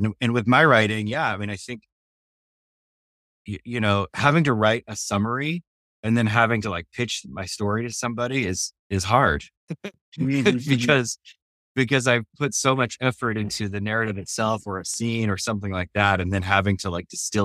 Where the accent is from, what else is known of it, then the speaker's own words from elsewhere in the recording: New Mexico, United States; I grew up in New Mexico, which is in the southwest of America.